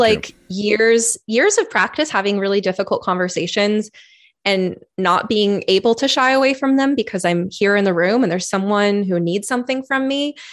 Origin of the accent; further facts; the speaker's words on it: California, United States; moved away as an adult; now in Oregon, United States; I was originally from California